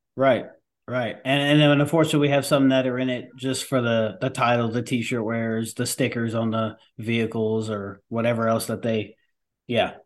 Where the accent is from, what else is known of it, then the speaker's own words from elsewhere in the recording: New York, United States; I am a New Yorker